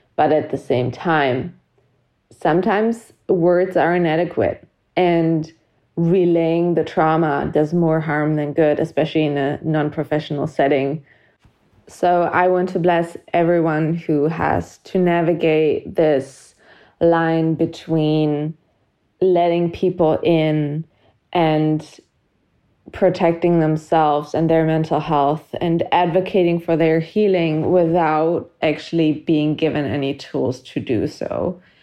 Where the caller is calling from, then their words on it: Germany; I'm calling from Germany